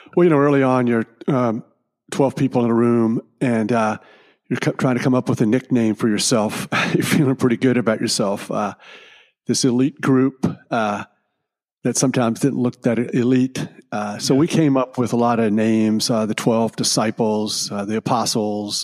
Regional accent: Richmond, Virginia, United States; my hometown of Richmond, Virginia

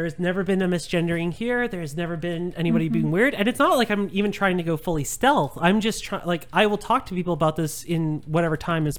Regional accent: Langley, British Columbia, Canada; growing up in Langley

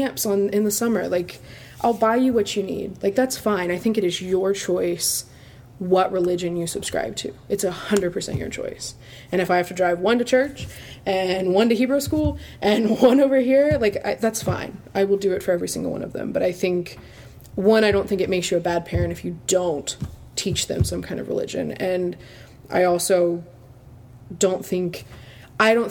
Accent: Pensacola, Florida, United States; the pastor that I grew up with here in Pensacola

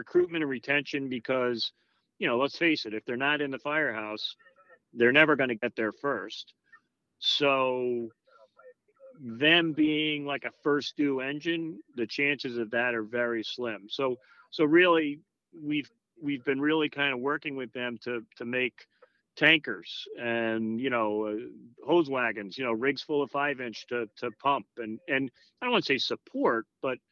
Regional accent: Long Island, New York, United States; now in Connecticut, United States; I grew up in Long Island in a very busy volunteer fire department before I came to Connecticut

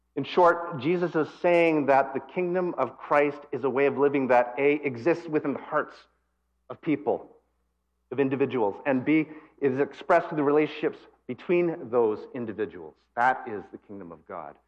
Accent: Calgary, Alberta, Canada; moved away; also born or lived in Japan / West Coast of Canada; I was born here, I was born in Calgary, so I'm actually a prairie boy. Although I've lived in other countries like Japan, I've lived on the West Coast

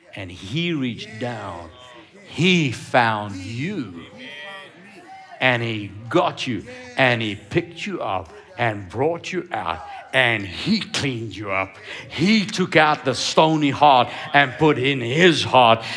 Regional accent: Cape Town, Western Cape, South Africa; I grew up in Cape Town

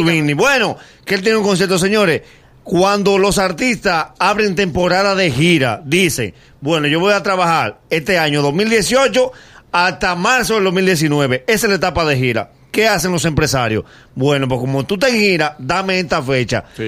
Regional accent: Dominican Republic; nosotros como dominicanos

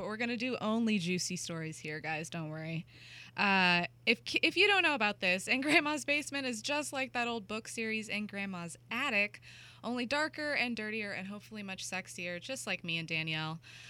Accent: Kentucky, United States; now in Los Angeles, United States; Kentucky farmland raised me and L.A. turned me into a terrible fucking snob.

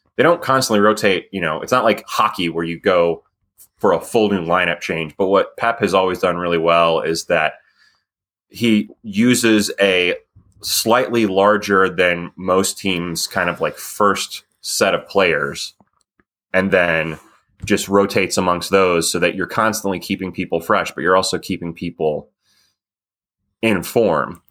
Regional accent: United States; as an American

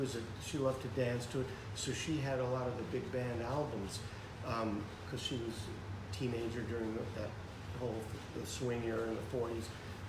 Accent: New York, United States; growing up in New York, and Mickey Mantle was my hero

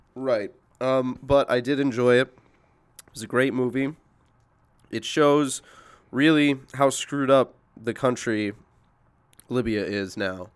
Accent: Indianapolis, Indiana, United States; moved away; I'm originally from Indianapolis

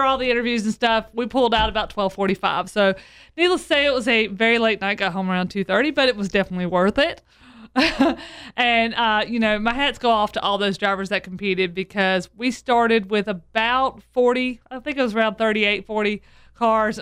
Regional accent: the South, United States; I'm from the South

